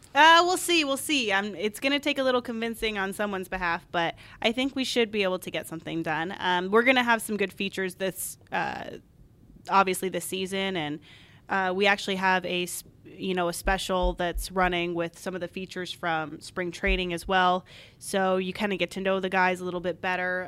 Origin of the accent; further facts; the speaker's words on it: Arizona, United States; I grew up in Arizona